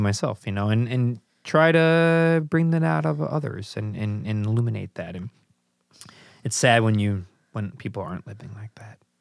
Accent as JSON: {"language": "English", "town": "Chicago", "region": "Illinois", "country": "United States", "tie": "born or raised there", "said": "I grew up in Chicago"}